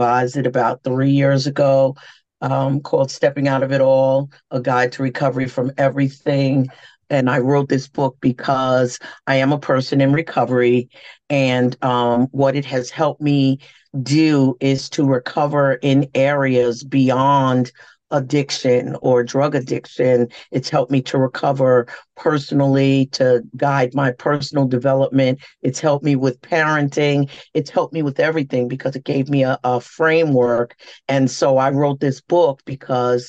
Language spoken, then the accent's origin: English; New York City, New York, United States; I'm a native New Yorker because I was born and raised here. And New York City has been good to me